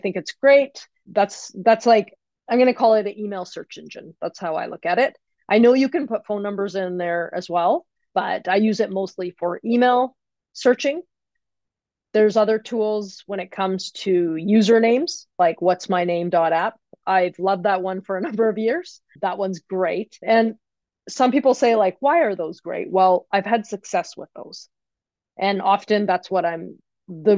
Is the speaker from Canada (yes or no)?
yes; Canada; I'm from Canada